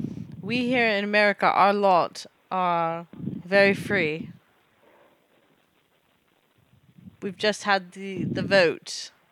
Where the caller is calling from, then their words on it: New Jersey, United States; I am calling from New Jersey.